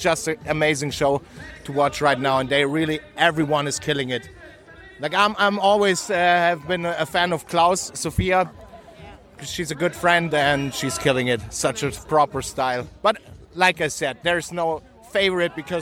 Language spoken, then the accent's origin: English; Innsbruck, Tyrol, Austria; over here in Innsbruck, in my hometown